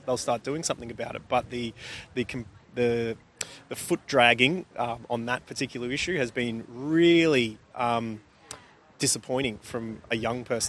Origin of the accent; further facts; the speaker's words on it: Warrnambool, Victoria, Australia; moved away as an adult; also born or lived in Sydney; being from Warrnambool